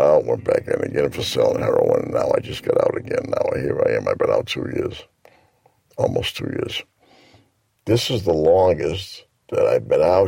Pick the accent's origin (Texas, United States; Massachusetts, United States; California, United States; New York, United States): Massachusetts, United States; Provincetown; also born or lived in Yarmouth, Massachusetts / Centerville, Massachusetts; from Centerville. I was born in Provincetown. 1951 to Portuguese parents, and I moved to Yarmouth in 1964